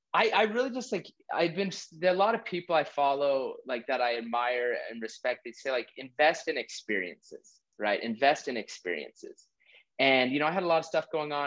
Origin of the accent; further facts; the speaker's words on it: Utah, United States; moved away as an adult; also born or lived in Hawaii / Texas; I was born and raised in Utah. I've lived all over the country